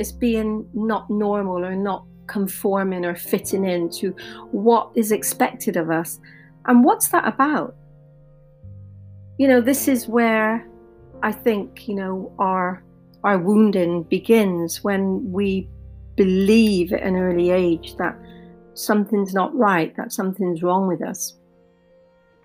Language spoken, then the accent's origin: English; Bristol, South West England, United Kingdom; growing up in Bristol, in the UK in the 80s